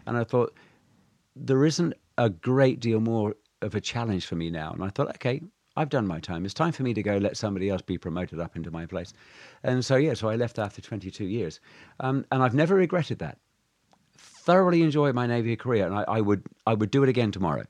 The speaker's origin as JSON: {"language": "English", "town": "Alton Pancras", "region": "South West England", "country": "United Kingdom", "tie": "born or raised there", "also_born_or_lived": "Minehead, Somerset, England / New Zealand", "moved": "yes", "lives_now": "Shanghai, China"}